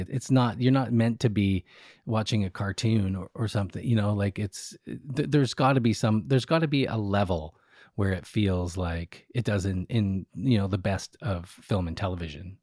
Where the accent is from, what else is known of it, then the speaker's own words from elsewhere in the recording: Canada; I'm Canadian